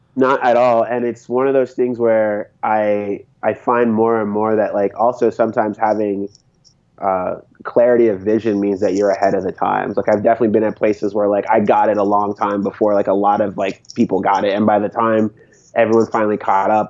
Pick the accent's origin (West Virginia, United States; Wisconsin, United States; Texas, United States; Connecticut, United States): Connecticut, United States; also born or lived in San Francisco Bay Area; now in Boston, United States; I grew up in New England, so I spent time growing up in Connecticut